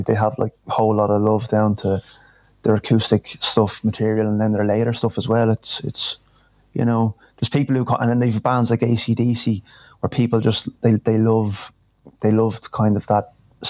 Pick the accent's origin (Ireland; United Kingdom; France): Ireland; Dublin, Leinster; moved away as an adult; now in Castleblayney, Ireland; I'm originally from Dublin